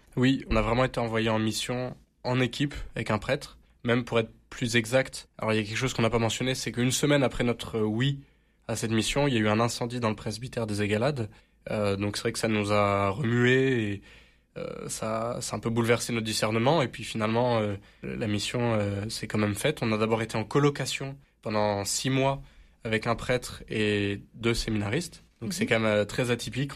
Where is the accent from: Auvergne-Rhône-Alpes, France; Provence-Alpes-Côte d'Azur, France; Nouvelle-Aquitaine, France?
Provence-Alpes-Côte d'Azur, France; Marseille; je suis Marseillais, et c'est vrai que je suis très fier d'être Marseillais